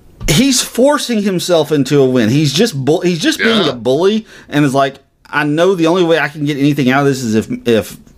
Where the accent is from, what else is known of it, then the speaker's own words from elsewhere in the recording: United States; as an American citizen